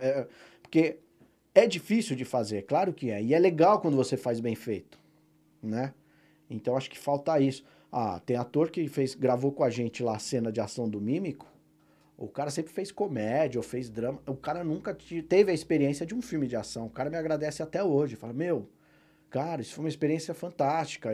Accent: Presidente Prudente, São Paulo, Brazil; a minha cidade natal, Presidente Prudente

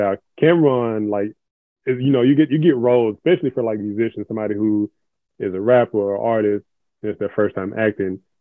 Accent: Memphis, Tennessee, United States; now in Atlanta, United States; originally from Memphis, Tennessee, born and raised

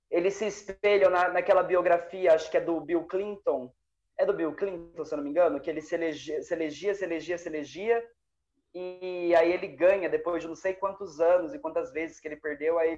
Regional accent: Brazil; Eu sou brasileira. Eu sou brasileiro.

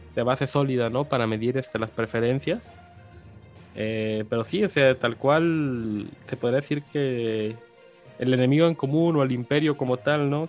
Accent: Mexico; como mexicanos

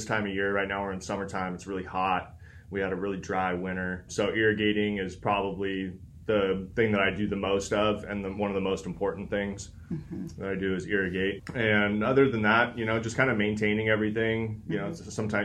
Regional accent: Ventura County, California, United States; also born or lived in Chico / Monterey / Salinas; I was born and raised here in Ventura County

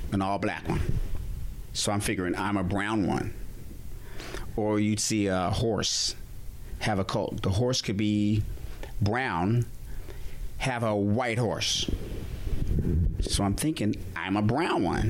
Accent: Laramie, Wyoming, United States; also born or lived in Fort Collins, Colorado; I grew up in Laramie, Wyoming, Fort Collins, Colorado, on farms, in meadows, near mountains

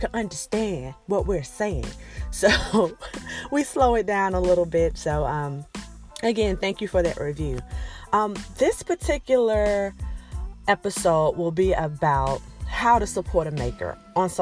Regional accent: Alabama, United States; accent: Alabama twang, southern twang; moved away as an adult; I am from Alabama. I'm proud to be from Alabama. I've lived there most of my life

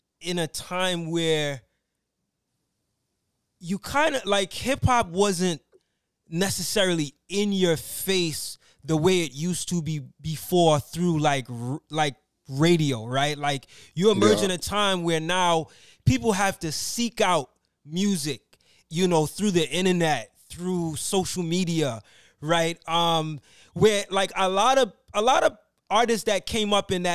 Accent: New York, United States; me being from New York

